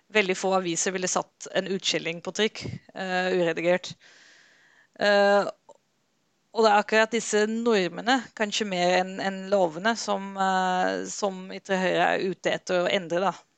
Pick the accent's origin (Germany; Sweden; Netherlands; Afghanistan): Netherlands; now in Norway; Jeg er selv fra Nederland